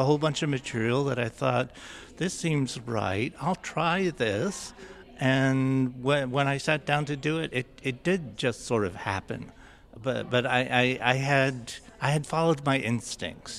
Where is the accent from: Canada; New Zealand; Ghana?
Canada; Six Nations, Ontario; growing up on Six Nations